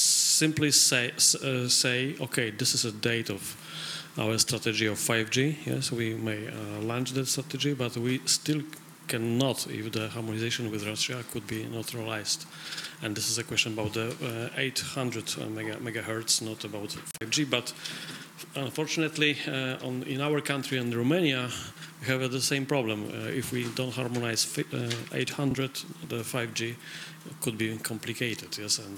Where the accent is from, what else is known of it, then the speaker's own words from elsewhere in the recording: Poland; I come from Poland